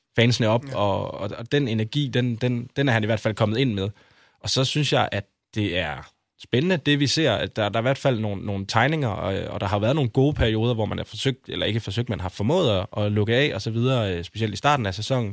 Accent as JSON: {"language": "Danish", "town": "Aarhus", "region": "Central Denmark Region", "country": "Denmark", "moved": "yes", "lives_now": "Copenhagen, Denmark", "said": "jeg står op for, for min, min by og mit hold"}